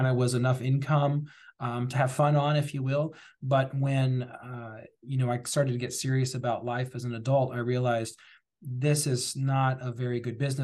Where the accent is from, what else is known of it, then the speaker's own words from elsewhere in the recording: New Albany, Indiana, United States; I was born and raised in Southern Indiana, specifically New Albany, Indiana